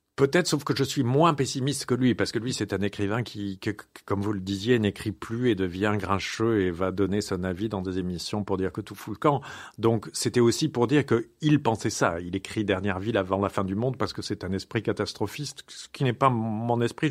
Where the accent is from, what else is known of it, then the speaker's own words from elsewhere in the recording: France; moved away as an adult; now in Paris, France; je n'y suis pas né, moi. Et moi, je suis un enfant de la province qui est arrivé à Paris.